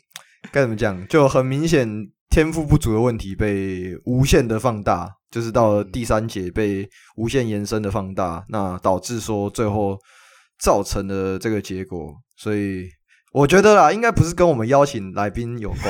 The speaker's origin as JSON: {"language": "Chinese", "region": "Taoyuan", "country": "Taiwan", "said": "跟跟我算同乡啦，我也是桃园人。"}